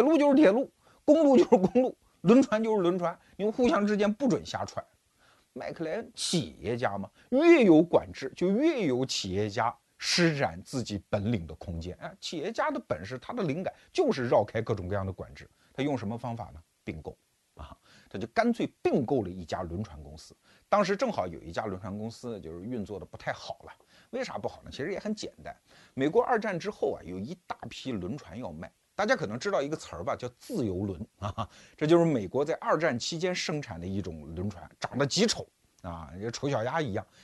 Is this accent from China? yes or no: yes; Wuhu, Anhui, China; 我们小时候，我老家安徽芜湖嘛，那个长江上就有轮渡啊